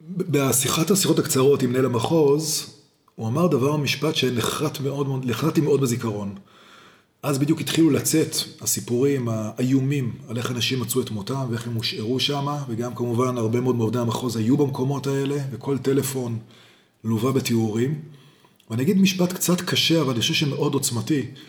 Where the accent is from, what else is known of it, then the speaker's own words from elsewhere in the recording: Jerusalem, Jerusalem District, Israel; also born or lived in Boston; אני ירושלמי מלידה